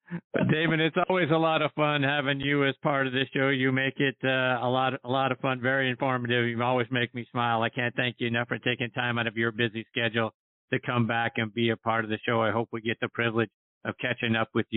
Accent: Pittsburgh, Pennsylvania, United States; You may know that I'm from Pittsburgh.

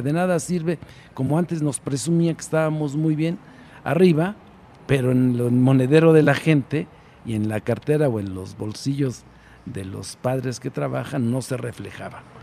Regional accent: Tecamachalco, Puebla, Mexico; also born or lived in Sinaloa / Durango; Yo nací en Puebla, conozco Puebla, pero los últimos años, seis años, estuve más en Sinaloa que en Puebla.

